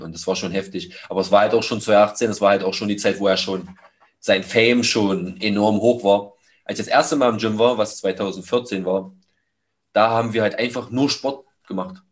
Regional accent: Magdeburg, Saxony-Anhalt, Germany; zwei Gyms hier in meiner Heimatstadt, die ich besuche

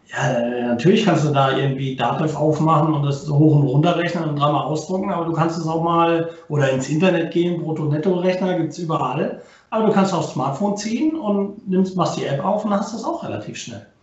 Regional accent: Baden-Württemberg, Germany; born there; ich komme gebürtig nicht aus Rostock, äh, bin geboren im Schwabenland, also auch ein Schwabe

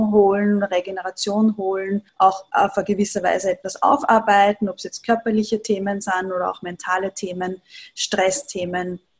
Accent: Upper Austria, Austria; now in Vienna, Austria; Ich komme aus Oberösterreich und habe eine Ayurveda-Praxis im siebten Bezirk in Wien.

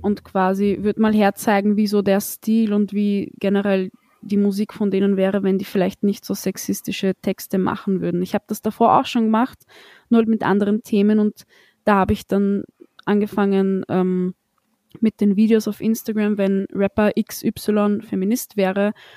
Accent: Austria; ich bin in Österreich geboren

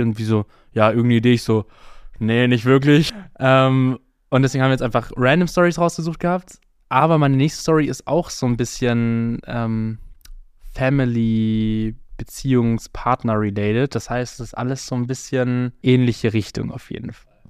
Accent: Germany; ich einfach eine super deutsche Kartoffel bin

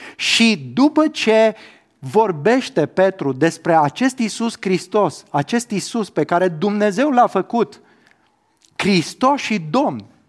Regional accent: Romania; eu, în calitate de cetățean român, da? eu pot spune că m-am născut în România, că am cetățenia română

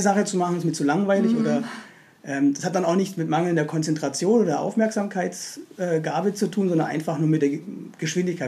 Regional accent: Stuttgart, Baden-Württemberg, Germany; moved away as an adult; also born or lived in Berlin; bin gebürtiger Berliner, aber war lange, lange, lange Zeit in ah, Stuttgart

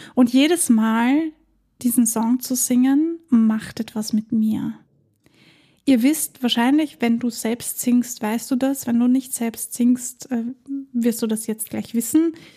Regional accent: Vienna, Austria; bei uns in Wien

